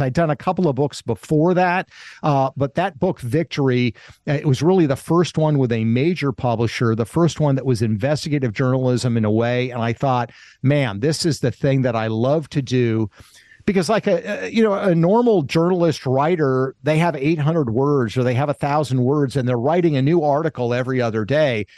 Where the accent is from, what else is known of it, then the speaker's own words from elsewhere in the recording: Kent, Washington, United States; also born or lived in Springfield, Vermont; I was born in Springfield, Vermont, but when I was less than a year old, my parents moved to a town called Kent, Washington, which is outside of Seattle